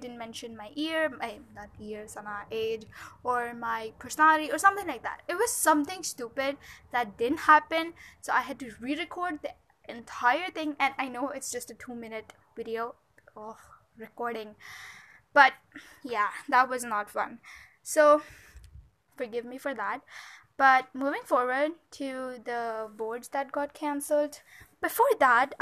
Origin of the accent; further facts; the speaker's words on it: India; I'm from India